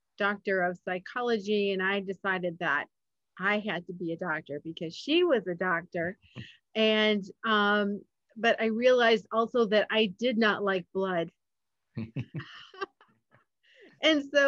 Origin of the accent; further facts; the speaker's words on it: Michigan, United States; I grew up in Michigan